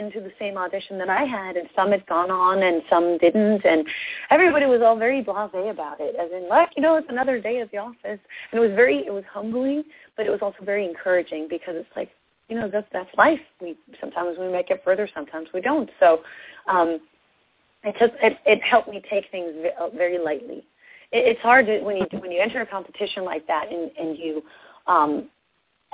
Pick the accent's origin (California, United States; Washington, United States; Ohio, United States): Washington, United States; Seattle; I'm from Seattle, and, you know, I'm a country music artist